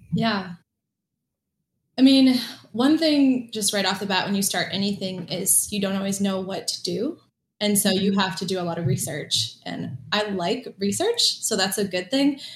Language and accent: English; Michigan, United States; also born or lived in Hawaii; now in Orlando, United States; I grew up in Hawaii as a kid, and when I was about 10, moved to Michigan